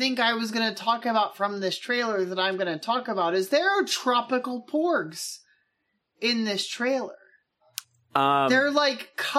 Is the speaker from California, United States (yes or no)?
yes; San Diego, California, United States; We are both from San Diego.